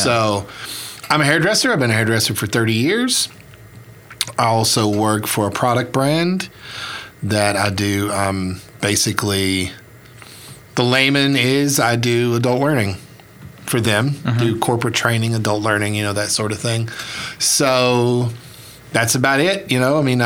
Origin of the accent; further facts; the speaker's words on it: United States; now in Oklahoma, United States; I was born on the Southeast Gulf Coast. I am from a region of the Southeast Gulf Coast called the Alamis region, which is right on the state line of Alabama and Mississippi